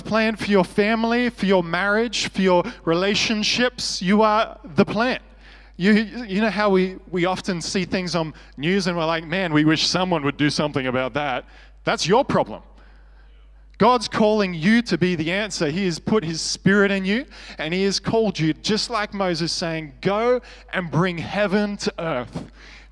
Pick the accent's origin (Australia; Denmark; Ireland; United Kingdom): Australia; I was from Australia